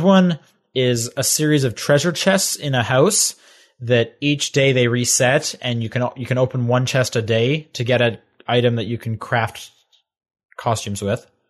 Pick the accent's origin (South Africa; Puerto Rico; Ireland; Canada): Canada; growing up in Canada